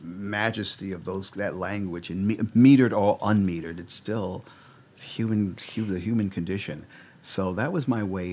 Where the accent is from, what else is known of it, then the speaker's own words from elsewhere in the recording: New York, United States; moved away as an adult; now in Los Angeles, United States; having grown, born and raised in New York